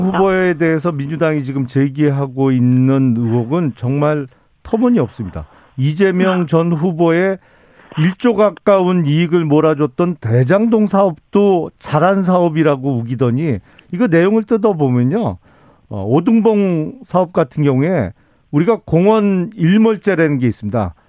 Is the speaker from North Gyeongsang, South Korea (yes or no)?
no; Suwon, Gyeonggi Province, South Korea; 제 고향 수원에서 제가 개업을 했죠